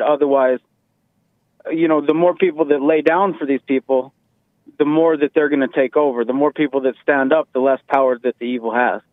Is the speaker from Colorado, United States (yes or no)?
yes; Colorado, United States; I grew up in the Colorado area.